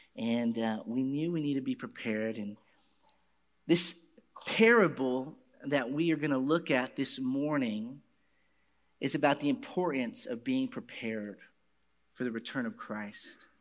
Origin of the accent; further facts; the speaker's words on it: Garland, Texas, United States; my hometown, Garland.